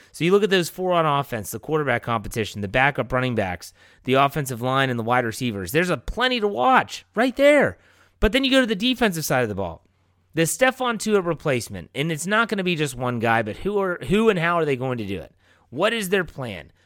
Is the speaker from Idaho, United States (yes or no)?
no; Wheeling, West Virginia, United States; growing up in Wheeling